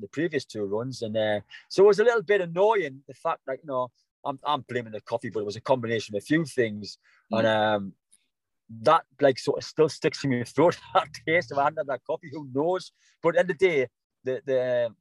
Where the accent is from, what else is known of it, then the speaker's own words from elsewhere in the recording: South Shields, North East England, United Kingdom; coming back my hometown, South Shields